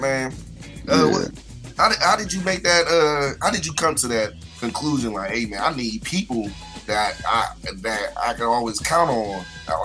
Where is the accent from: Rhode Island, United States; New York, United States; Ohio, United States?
Ohio, United States; Youngstown; I'm from Youngstown